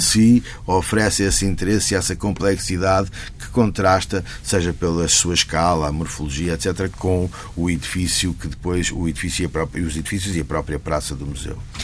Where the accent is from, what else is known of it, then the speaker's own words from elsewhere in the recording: Lisbon, Portugal; also born or lived in Porto / Milan; eu sou de Lisboa